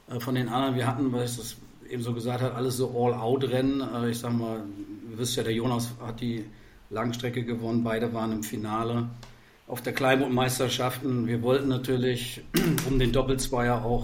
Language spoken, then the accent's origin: German; Verden, Lower Saxony, Germany; Ich komme komm tatsächlich aus Pferden an der Aller mit V, kennen die wenigsten, kleiner Verein äh, südlich von Bremen.